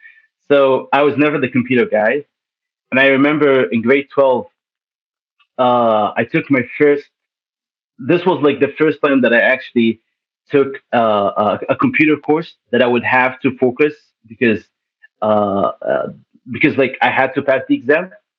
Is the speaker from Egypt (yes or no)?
yes; Egypt; also born or lived in Toronto / Saudi Arabia; now in Canada; I was born in Toronto. Then my parents decided to go to Saudi, then to Egypt. My parents are Egyptian. My grandma is half Palestinian, half Lebanese. Then after living in Egypt for 12 years, then I came back for school, came back to Canada